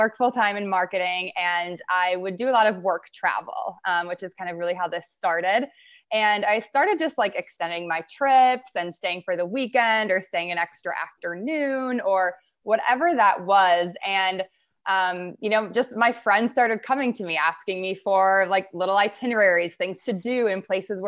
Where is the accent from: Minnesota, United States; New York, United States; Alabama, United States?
Minnesota, United States; I am born and raised in Minnesota. I've lived here my whole life